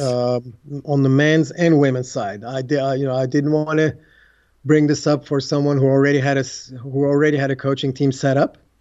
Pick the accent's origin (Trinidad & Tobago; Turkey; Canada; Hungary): Turkey; Istanbul; English is a second language; moved away as an adult; also born or lived in United States; growing up in Istanbul, Turkey